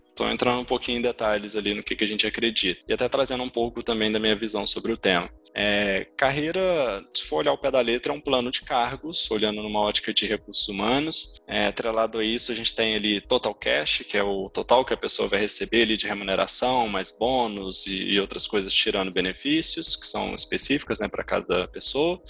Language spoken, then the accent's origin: Portuguese; Ouro Preto, Minas Gerais, Brazil; accent: mineiro; eu nasci em Ouro Preto, então sou, sou mineiro, vocês vão perceber até pelo meu sotaque